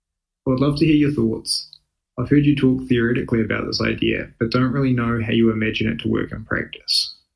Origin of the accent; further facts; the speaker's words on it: New Zealand; now in United States; I'm a Kiwi currently living in the US working as a financial consultant.